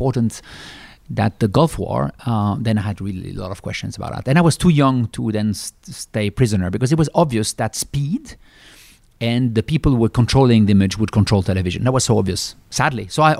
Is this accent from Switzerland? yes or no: yes; Switzerland; English is a second language; I'm from Switzerland. I'm a classical Swiss male